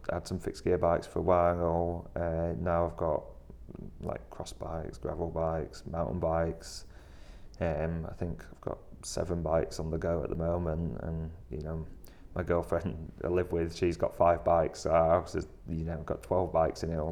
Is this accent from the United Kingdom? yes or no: yes; Bradford, Yorkshire and the Humber, United Kingdom; moved away as an adult; now in Leeds, United Kingdom; I'm from Bradford, which is city next door